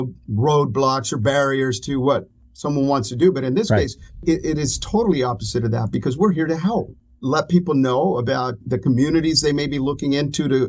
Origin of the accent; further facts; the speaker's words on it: Coachella Valley, California, United States; also born or lived in Texas / Indio, California; I was born in Texas and raised in the Coachella Valley.